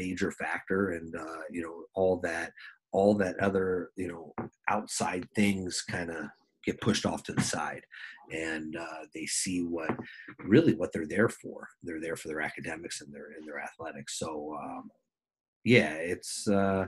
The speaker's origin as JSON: {"language": "English", "region": "New Jersey", "country": "United States", "also_born_or_lived": "Minnesota", "moved": "as an adult", "lives_now": "South Dakota, United States", "said": "I'm from New Jersey. We get snow."}